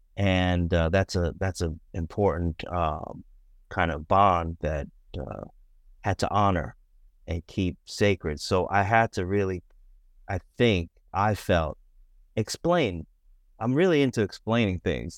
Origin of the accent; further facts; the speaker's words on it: Boston, Massachusetts, United States; I grew up in Boston, um, grew up uh, biracial in Boston